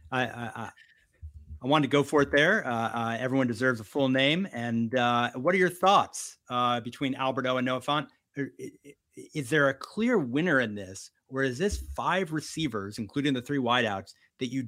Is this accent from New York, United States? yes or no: yes; New York City, New York, United States; double thundering is is what we say when I was raised in New York City.